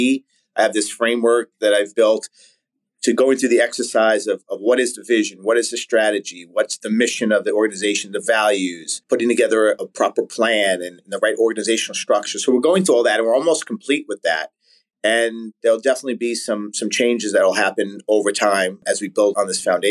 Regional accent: New York City, New York, United States; I grew up in Staten Island, New York

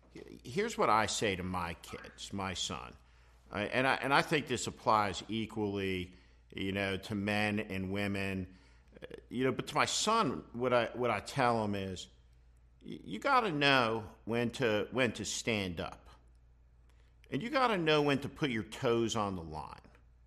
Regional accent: New Jersey, United States; I grew up in New Jersey

